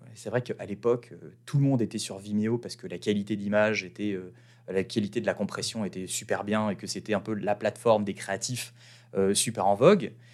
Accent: France; moved away as an adult; en tant que petit Français qui a quand même une bonne expérience en marketing

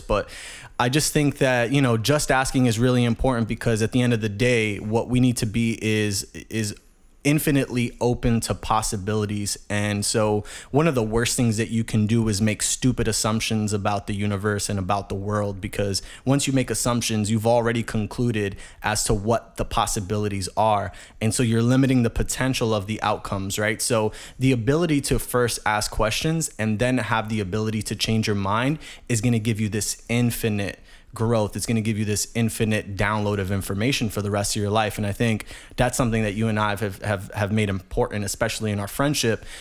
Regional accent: New York City, New York, United States; born and raised in the Bronx, New York, uh, grew up in the hood

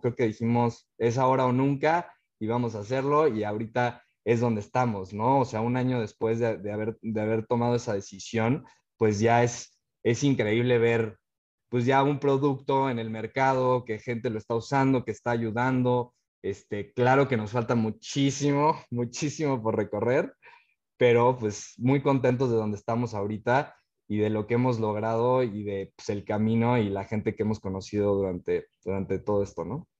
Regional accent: Cuernavaca, Morelos, Mexico; moved away as an adult; also born or lived in Mexico City / Germany / United States; nosotros somos de, de Cuernavaca

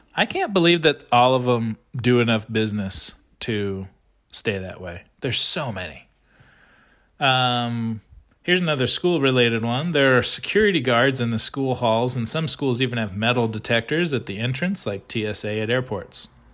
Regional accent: United States; I am an American

